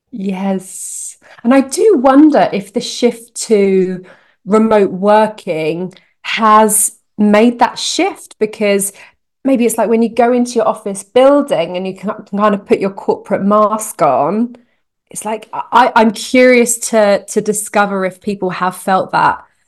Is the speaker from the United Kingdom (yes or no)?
yes; United Kingdom; moved away as an adult; now in Canada; I'm a Brit in Canada